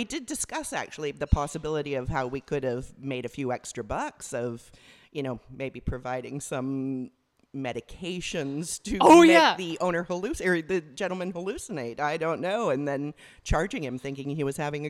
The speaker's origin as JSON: {"language": "English", "country": "Canada", "also_born_or_lived": "England", "moved": "as an adult", "said": "prior to that, I was from Canada."}